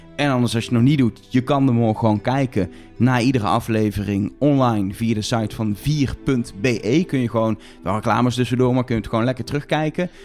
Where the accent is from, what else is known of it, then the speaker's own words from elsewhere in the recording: Netherlands; wij zijn drie Nederlanders die in Nederland al twee seizoenen lang een podcast maken